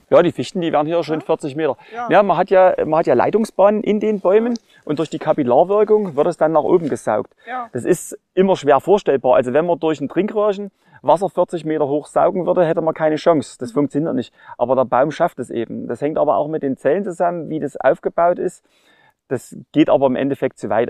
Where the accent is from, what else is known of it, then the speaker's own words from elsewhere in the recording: Ore Mountains, Saxony, Germany; hier bei uns im Erzgebirge